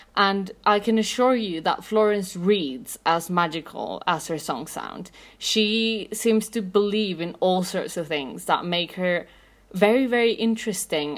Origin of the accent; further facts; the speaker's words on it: Mexico City, Mexico; I'm from Mexico City.